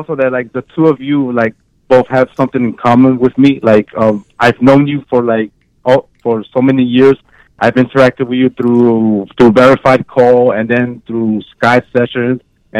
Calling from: New York, United States; I'm from New York.

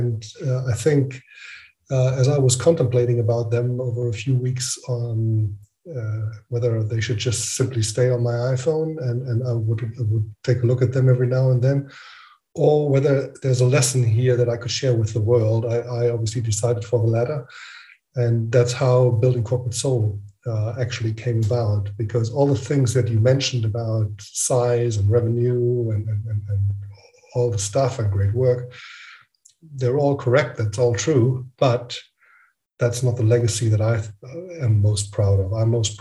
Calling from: Frankfurt, Hesse, Germany; I'm calling in from Frankfurt in Germany.

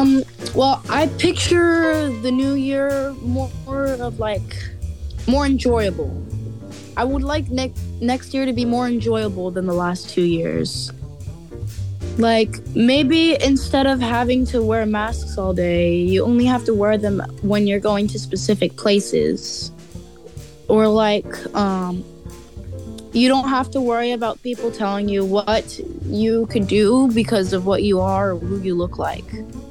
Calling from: California, United States; I'm calling from California.

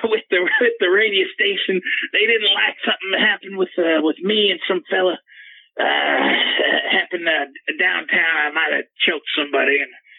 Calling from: Oklahoma City, Oklahoma, United States; I'm calling from Oklahoma City.

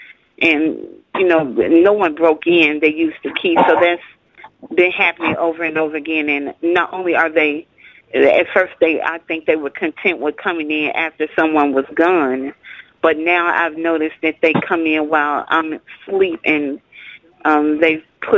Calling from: Minnesota, United States; I'm from Minnesota.

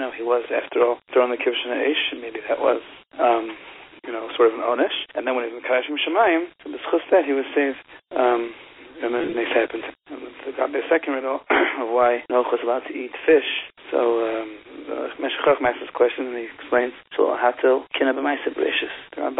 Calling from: Israel; Hi, I'm calling from Eretz Yisrael.

